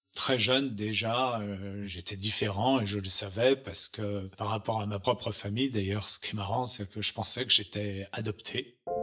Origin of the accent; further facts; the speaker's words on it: Chamonix, Auvergne-Rhône-Alpes, France; also born or lived in Paris; now in Los Angeles, United States; je suis né à Chamonix en Haute-Savoie